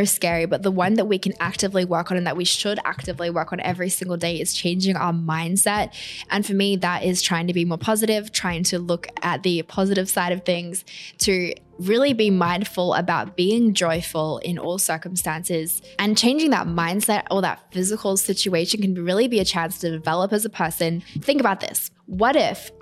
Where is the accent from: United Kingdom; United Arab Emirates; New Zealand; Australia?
Australia; moved away as an adult; now in New York City, United States; I'm Australian. I'm now living in New York City.